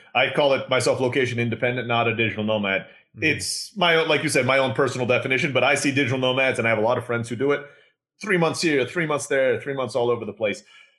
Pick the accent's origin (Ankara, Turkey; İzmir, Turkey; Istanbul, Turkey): Istanbul, Turkey; also born or lived in Philippines; now in Mexico; I was born in the Philippines, grew up in Istanbul, Turkey.